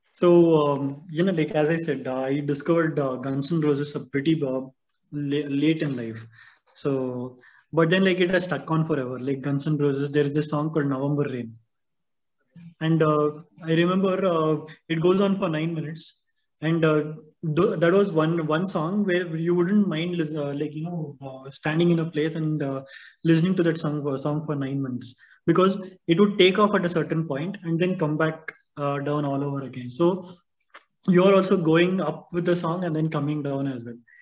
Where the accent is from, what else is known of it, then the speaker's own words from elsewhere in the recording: Bangalore, Karnataka, India; growing up in Bangalore